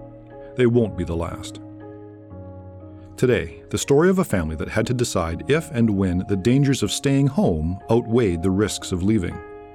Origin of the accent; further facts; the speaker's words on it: Canada; also born or lived in Alberta; now in United States; As a Canadian myself living in the U.S.